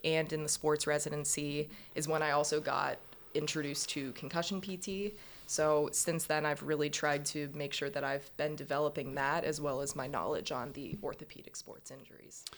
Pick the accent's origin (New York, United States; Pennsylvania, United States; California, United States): Pennsylvania, United States; Pittsburgh; moved away as an adult; also born or lived in Central Michigan University, Michigan / Boston, Massachusetts; now in Baltimore, United States; I'm from Pittsburgh